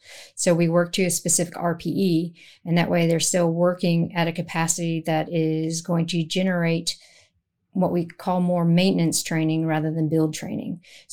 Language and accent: English; San Francisco, California, United States; also born or lived in Netherlands; So I grew up in the Netherlands, spent formative childhood years there. We moved back to San Francisco, and San Francisco is what I call my hometown